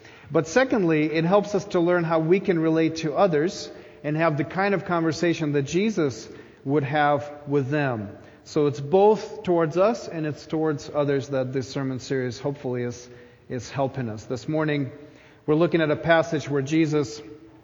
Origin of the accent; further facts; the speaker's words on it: Ukraine; moved away; When I was a child growing up in Ukraine